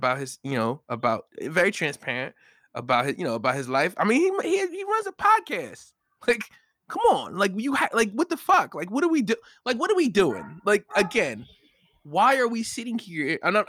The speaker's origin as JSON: {"language": "English", "region": "New York", "country": "United States", "tie": "born or raised there", "said": "And then I went to another side of town where I grew up in New York or whatever."}